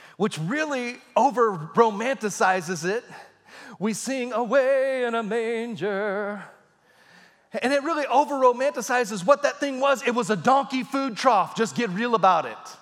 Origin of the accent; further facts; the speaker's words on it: Texas, United States; I was a boy growing up in Texas